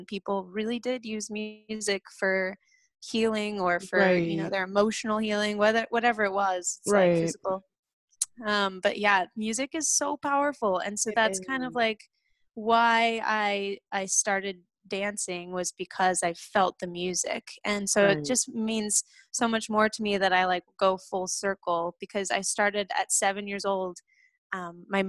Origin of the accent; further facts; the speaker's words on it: South Lake Tahoe, California, United States; I grew up in South Lake Tahoe, California